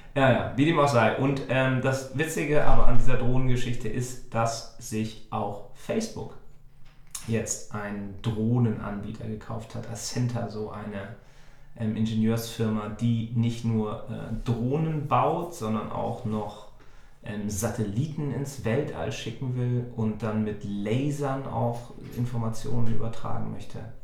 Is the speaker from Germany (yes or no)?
yes; Germany; Als, als Deutsche